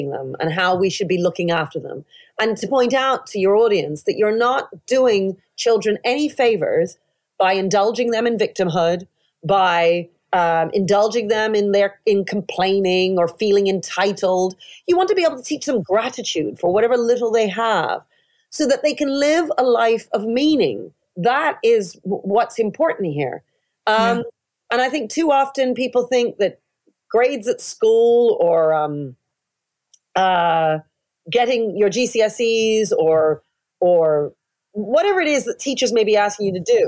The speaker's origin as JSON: {"language": "English", "town": "Toronto", "region": "Ontario", "country": "Canada", "tie": "born or raised there", "moved": "yes", "lives_now": "United Kingdom", "said": "I grew up mainly in Toronto"}